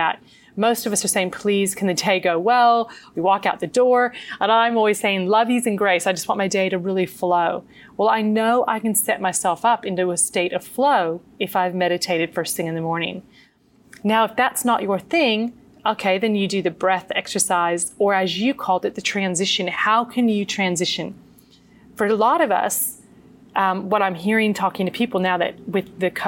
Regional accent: United States; as a child growing up in the States

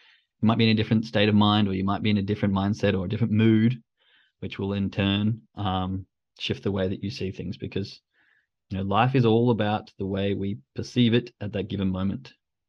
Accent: Australia; accent: Australian; I know I've had to dull it down a lot. But my girlfriend was in agreement that when I go back to Australia and start talking to my friends, it just goes out the roof and you just can't understand it.

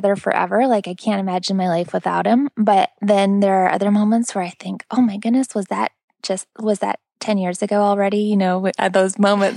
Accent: Pacific Northwest, United States; now in Florida, United States; I grew up in the Pacific Northwest

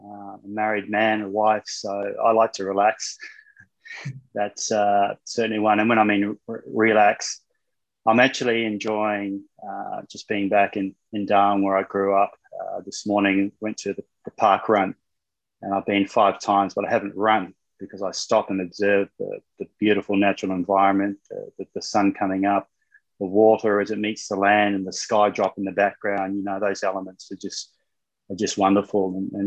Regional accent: Solomon Islands; also born or lived in New Zealand; I was born in New Zealand, but I left there when I was around two, and my father got a job in the Solomon Islands, and I was running around bare feet, no television.

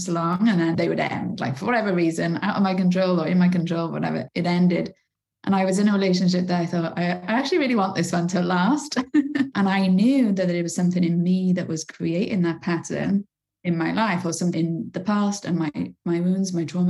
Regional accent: Bridgend, Wales, United Kingdom; I lived in the roughest council estate in my hometown in Bridgend in South Wales

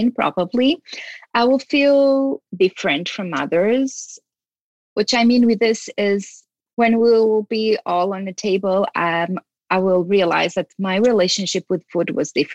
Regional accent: Portugal; I was born in Portugal.

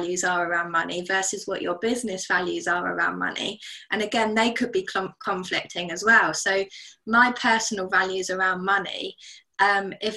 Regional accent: United Kingdom; As a British citizen

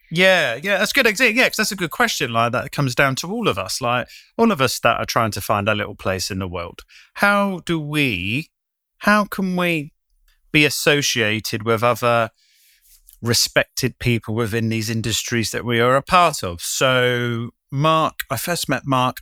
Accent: United Kingdom; moved away as an adult; also born or lived in London; when I first moved back to my hometown

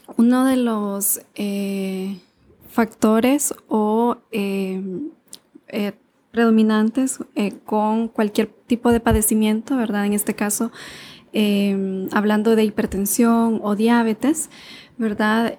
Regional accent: Honduras; sí soy médico hondureño

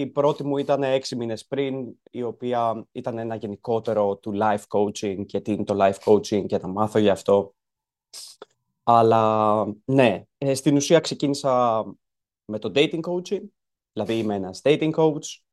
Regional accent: Greece; born or raised there

